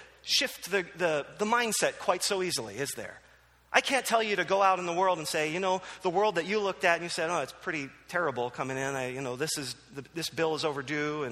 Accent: New Jersey, United States; moved away; also born or lived in Philadelphia; I grew up in New Jersey

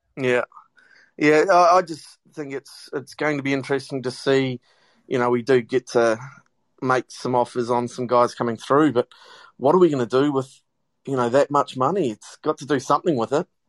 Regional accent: New Zealand; now in Australia; I am from New Zealand, but I've been in um, Australia since '97

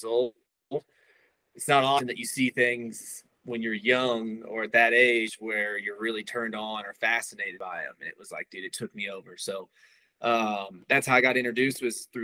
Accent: Kansas City, United States; I was born and raised outside of Kansas City

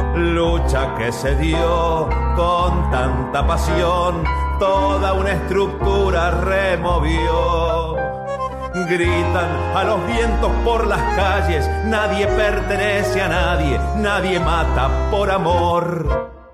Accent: Mendoza, Argentina; soy músico de Mendoza

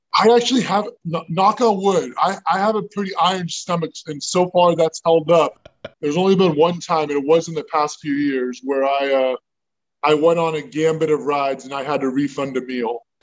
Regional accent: Southern California, United States; we grew up in Southern California.

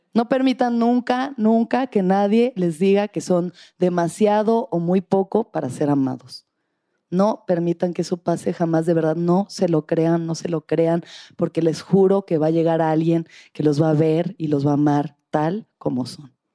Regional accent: Mexico; soy mexicana

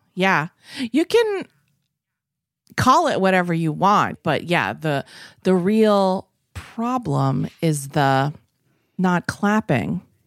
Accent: Massachusetts, United States; Ashby is also a town near where I grew up in Massachusetts.

